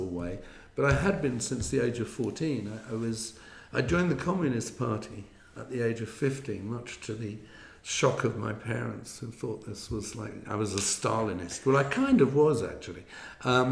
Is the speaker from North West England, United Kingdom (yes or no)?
no; London, United Kingdom; born or raised there; moved away